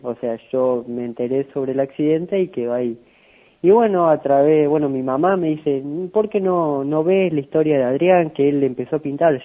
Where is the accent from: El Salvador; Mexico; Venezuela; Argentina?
Argentina; San Francisco, Córdoba; also born or lived in Villa María; Soy de San Francisco, pero bueno, estudio allá en Villa María